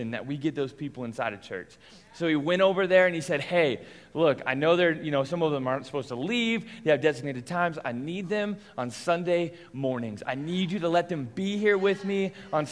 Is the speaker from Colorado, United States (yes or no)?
yes; Englewood, Colorado, United States; I grew up here in Inglewood, Colorado